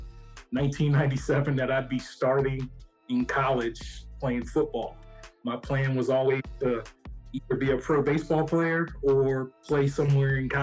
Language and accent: English; Hughesville, Maryland, United States; I'm from the Southern Maryland portion of DMV, Charles County, a small town called Hughesville.